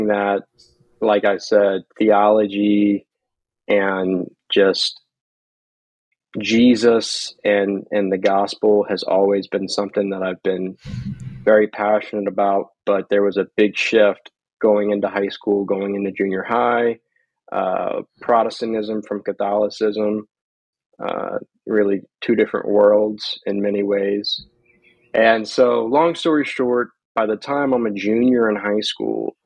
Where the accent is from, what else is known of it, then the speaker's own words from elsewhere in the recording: Slidell, Louisiana, United States; I'm originally from Slidell, Louisiana, which is a town about